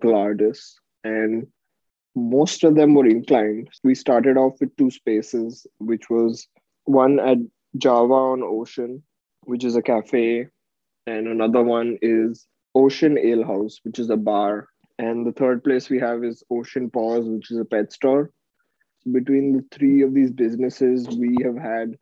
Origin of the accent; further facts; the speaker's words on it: Mumbai, Maharashtra, India; moved away as an adult; now in San Francisco, United States; I am originally from Mumbai, India, where I lived for 20 years